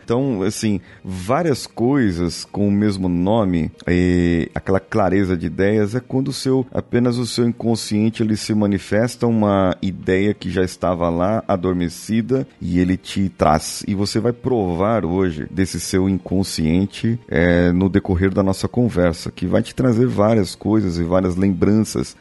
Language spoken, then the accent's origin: Portuguese; São Paulo, Brazil; Eu sou de São Paulo, capital